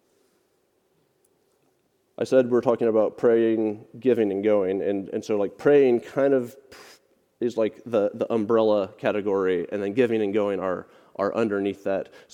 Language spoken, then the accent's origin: English; Littleton, Colorado, United States; moved away; we're from Littleton, suburban Denver, Colorado